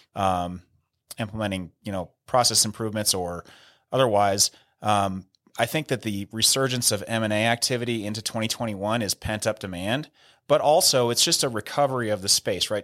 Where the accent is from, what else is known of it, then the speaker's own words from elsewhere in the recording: near San Rafael, Northern California, United States; moved away as an adult; now in Denver, United States; San Rafael High School in San Rafael, which is one town over from where I grew up